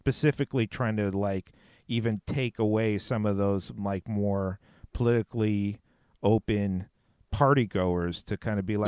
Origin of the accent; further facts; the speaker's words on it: California, United States; moved away; I'm from California, so I go back there